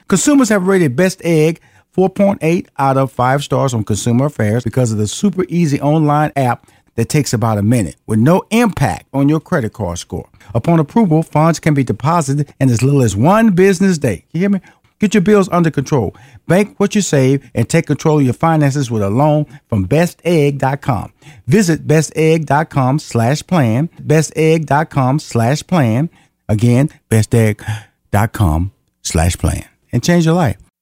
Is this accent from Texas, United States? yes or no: yes; Houston, Texas, United States; I'm Houston, Texas. I'm from Fifth Ward